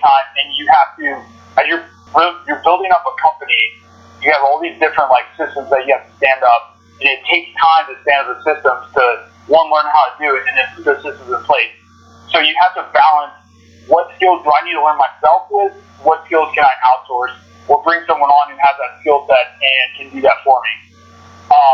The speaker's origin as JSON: {"language": "English", "region": "Texas", "country": "United States", "said": "I'm from Texas, so I have Southern hospitality ingrained in my roots"}